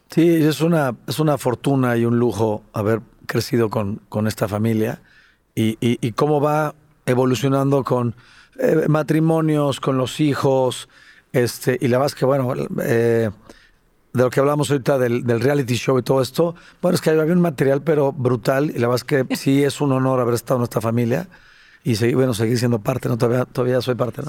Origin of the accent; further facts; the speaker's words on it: Mexico; also born or lived in San Salvador, El Salvador; yo nací en México y nos fuimos a vivir cuatro años a San Salvador